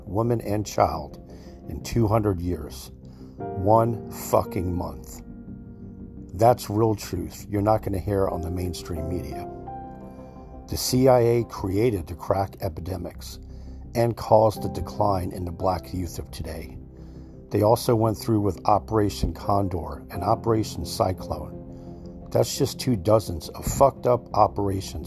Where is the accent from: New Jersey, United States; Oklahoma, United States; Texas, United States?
New Jersey, United States; I was raised in New Jersey